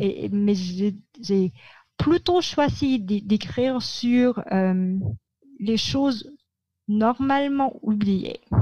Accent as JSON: {"language": "French", "town": "Manila", "region": "Metro Manila", "country": "Philippines", "tie": "born or raised there", "second_language": "French", "said": "j'ai grandi à Mani"}